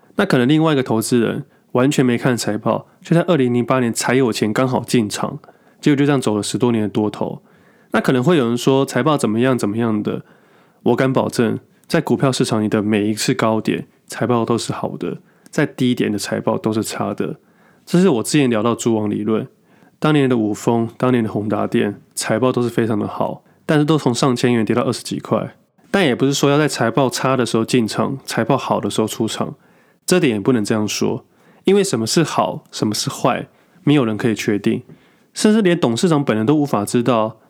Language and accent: Chinese; Taipei, Taiwan; moved away; 我小时候是住台北，后来才搬家的